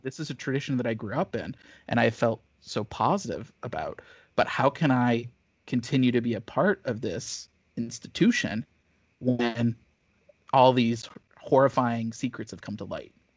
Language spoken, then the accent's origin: English; Missouri, United States; moved away; I grew up, I grew up in Missouri